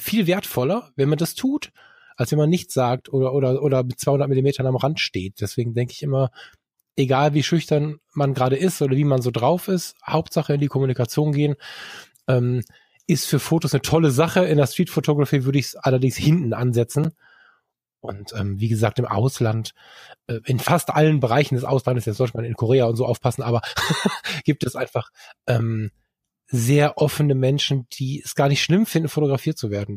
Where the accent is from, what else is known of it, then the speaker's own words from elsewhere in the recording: Ruhr area, North Rhine-Westphalia, Germany; ich bin halb im Ruhrgebiet aufgewachsen